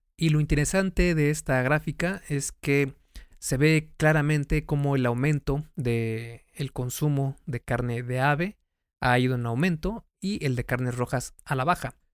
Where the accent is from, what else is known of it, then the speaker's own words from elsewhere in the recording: Mexico; México, que es el país de donde soy